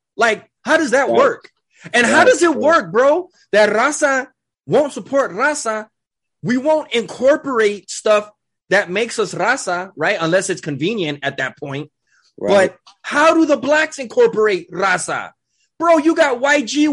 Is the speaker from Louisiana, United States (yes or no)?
no; Los Angeles, California, United States; I'm from East